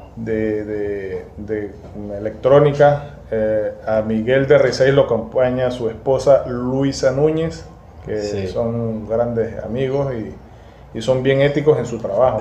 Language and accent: Spanish; Mérida, Venezuela; now in Margarita Island, Venezuela; en Mérida, donde está mi familia, yo soy de Mérida.